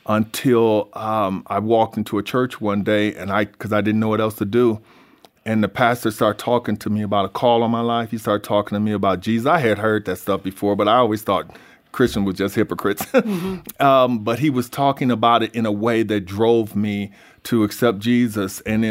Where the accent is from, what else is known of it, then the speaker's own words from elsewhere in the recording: Michigan, United States; It was actually the halfway point between Chicago and Detroit, so it was a drug-run city. I was raised in the Vineyard Housing Project, which was considered the worst place in the city